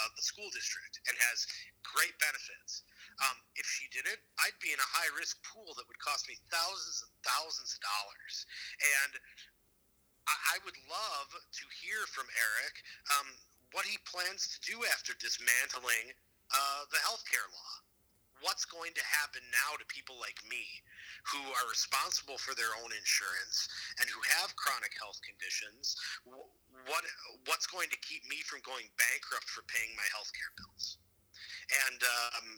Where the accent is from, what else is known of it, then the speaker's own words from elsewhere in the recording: Minneapolis, Minnesota, United States; I grew up in South Minneapolis